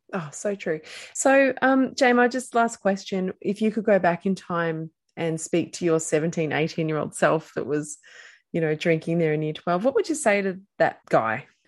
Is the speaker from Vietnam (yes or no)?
no; Australia; we're Australian